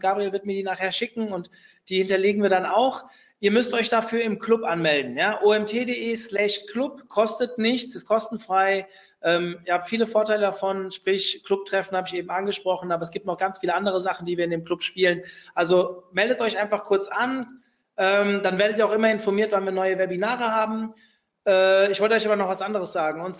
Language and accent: German; Hofheim, Hesse, Germany; Also keine Ahnung, ich komme jetzt hier aus Hofheim, das wissen ja viele von euch